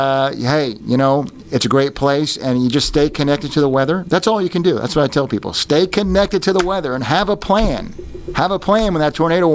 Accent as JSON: {"language": "English", "region": "New York", "country": "United States", "tie": "born or raised there", "moved": "as an adult", "lives_now": "Oklahoma, United States", "said": "I grew up in New York. I came here in 1982 to go to the University of Oklahoma"}